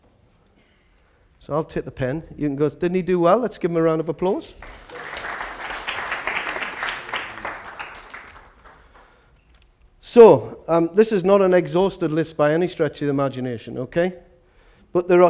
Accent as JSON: {"language": "English", "town": "Newcastle upon Tyne", "region": "North East England", "country": "United Kingdom", "said": "I'm from Walker."}